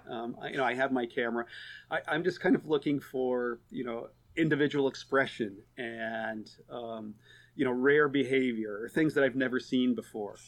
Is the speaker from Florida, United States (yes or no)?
no; Oregon, United States; moved away as an adult; also born or lived in Tanzania; now in East Coast, United States; I grew up in Oregon